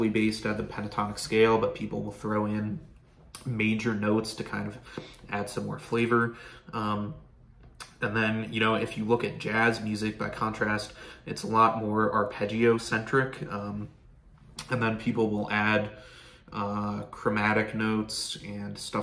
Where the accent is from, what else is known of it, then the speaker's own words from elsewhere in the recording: Pennsylvania, United States; I grew up in Pennsylvania